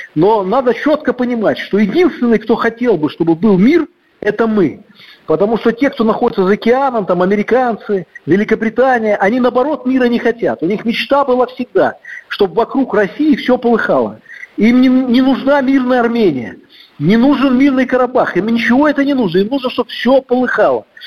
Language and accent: Russian; Belarus; мы, белорусы